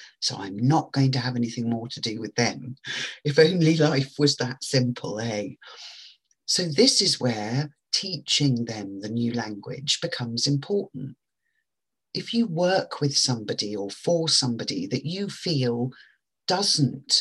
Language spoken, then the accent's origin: English; England, United Kingdom; I know that French, which we all learnt at school in England when I was growing up